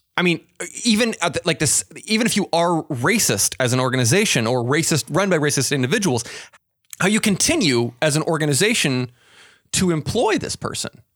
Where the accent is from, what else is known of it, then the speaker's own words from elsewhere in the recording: Pacific Northwest, United States; I'm from the Pacific Northwest